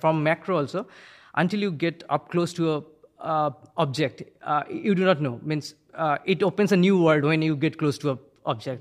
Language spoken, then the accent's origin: English; India; now in New Milford, United States; I'm originally from India.